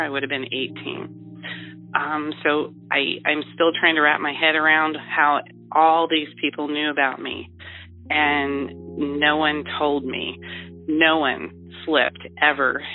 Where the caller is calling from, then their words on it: Ohio, United States; I am calling from Ohio.